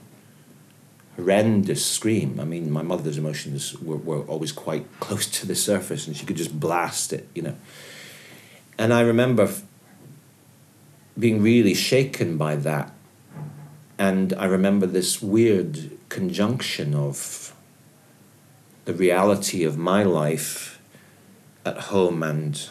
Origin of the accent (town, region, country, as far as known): Edinburgh, Scotland, United Kingdom; born or raised there; also born or lived in Aberdeen